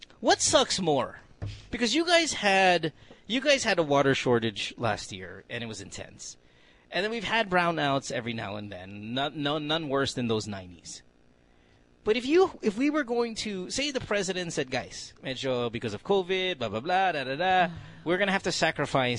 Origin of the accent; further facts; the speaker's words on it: Central Luzon, Philippines; when I grew up in Bulacan